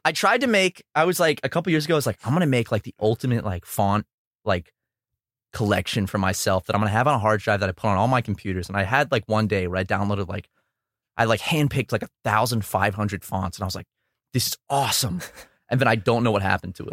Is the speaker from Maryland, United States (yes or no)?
no; South Carolina, United States; now in Los Angeles, United States